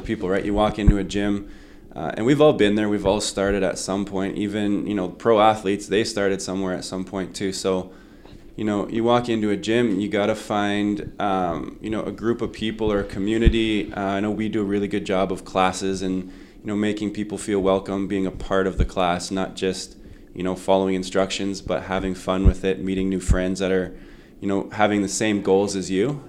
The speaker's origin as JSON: {"language": "English", "town": "Winnipeg", "region": "Manitoba", "country": "Canada", "tie": "born or raised there", "said": "I grew up here in Winnipeg"}